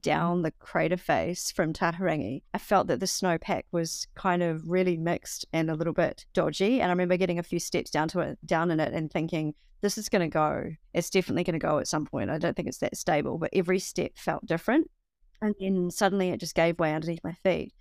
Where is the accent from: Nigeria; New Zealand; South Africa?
New Zealand; also born or lived in Bavaria; I was from New Zealand